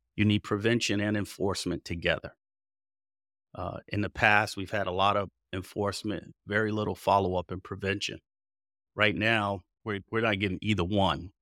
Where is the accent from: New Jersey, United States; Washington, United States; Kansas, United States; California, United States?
New Jersey, United States; Passaic; moved away; I was raised in Passaic, New Jersey, northern New Jersey